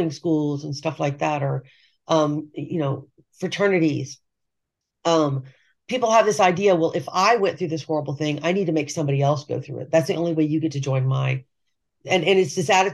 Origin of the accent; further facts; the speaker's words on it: Texas, United States; I'm from Texas and my mother's from Texas.